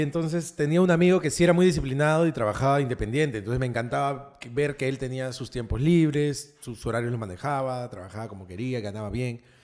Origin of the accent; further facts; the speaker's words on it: Lima, Peru; also born or lived in Miraflores, Lima; he crecido en el Rimac toda mi vida. Pero ahora soy miraflorino